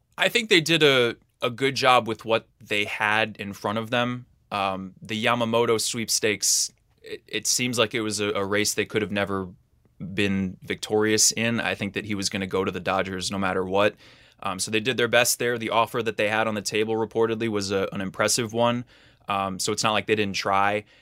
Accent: New York City, New York, United States; I was growing up in New York City

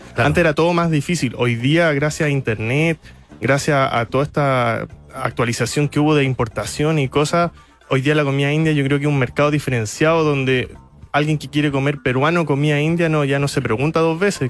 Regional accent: Iquique, Tarapacá, Chile; Nací en la clínica en Iquique

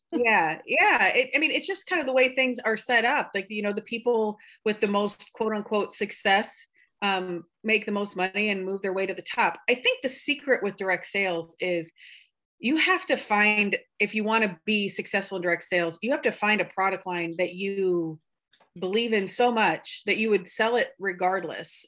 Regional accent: Buchanan County, Iowa, United States; now in Palo, United States; I am from um, Buchanan County. And when I say that, I mean, I'm pretty sure I've lived in every town in Buchanan County

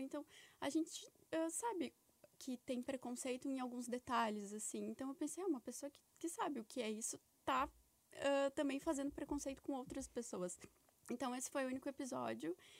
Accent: Brazil; moved away; eu venho de, um, de uma cidade lá do Brasil que é muito preconceituosa

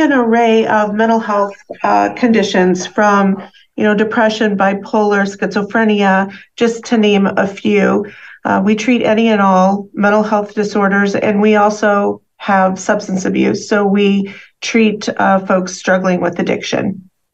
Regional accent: Midwest, United States; moved away as an adult; also born or lived in Chicago area; primarily, I'm from the Midwest

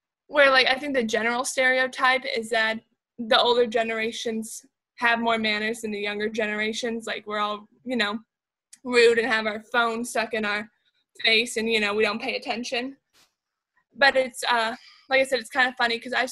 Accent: United States; as an American

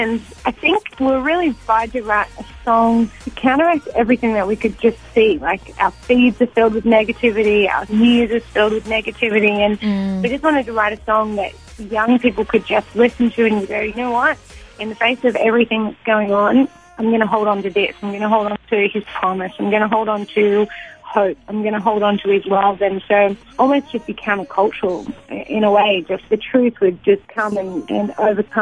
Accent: Newcastle, New South Wales, Australia; We're from Newcastle, but we're actually based in Nashville at the moment because we're on a 6-week tour

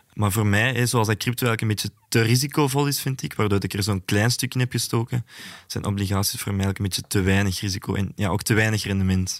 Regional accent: Antwerp, Flanders, Belgium; Ik ben zelf van Antwerpen

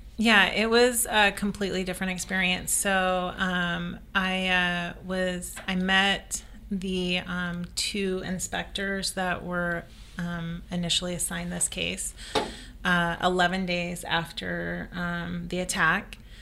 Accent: the South, United States; I grew up in the South

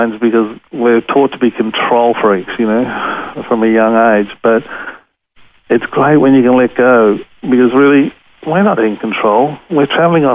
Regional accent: Australia; I'm from Australia, I'm a photographer

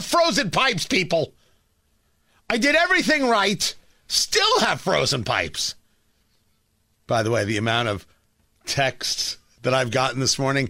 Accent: New Jersey, United States; moved away as an adult; now in Indiana, United States; growing up in Jersey

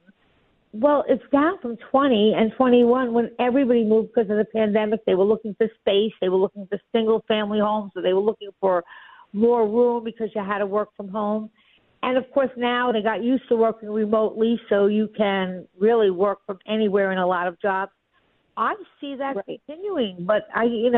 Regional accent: New York, United States; I'm a New Yorker and I love Florida, but I'm a New Yorker

